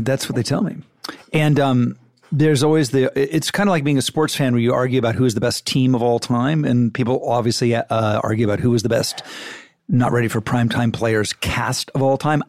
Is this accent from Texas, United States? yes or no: no; Malibu, California, United States; growing up in Mal, Malibu.